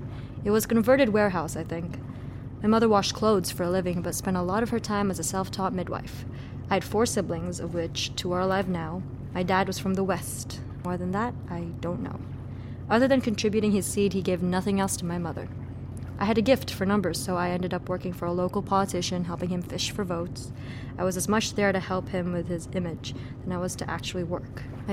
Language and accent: English; Tondo, Metro Manila, Philippines; Tondo, Manila.